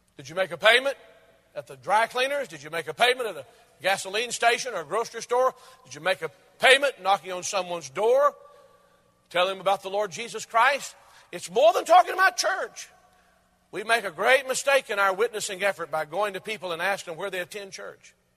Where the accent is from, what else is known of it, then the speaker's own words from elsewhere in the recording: Maryville, United States; most prominent department store in my hometown of Maryville